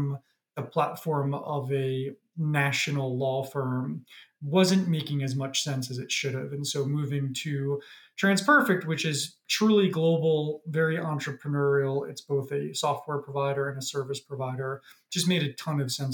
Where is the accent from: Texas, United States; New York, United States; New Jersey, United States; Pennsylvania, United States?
New York, United States; moved away as an adult; now in Toronto, Canada; I'm from New York by background, but moved up to Toronto during COVID.